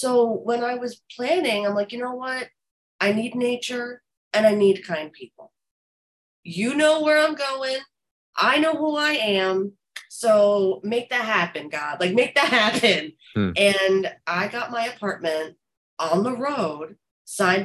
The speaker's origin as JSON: {"language": "English", "region": "New Jersey", "country": "United States", "also_born_or_lived": "Los Angeles / Florida", "moved": "yes", "lives_now": "New York, United States", "said": "I'm from North Jersey, but I lived in Los Angeles and I lived in Florida"}